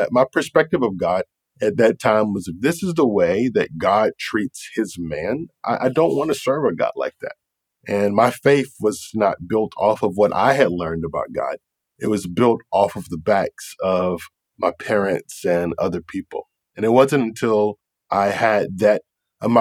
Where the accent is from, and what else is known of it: Raleigh, North Carolina, United States; born or raised there; now in Jacksonville, United States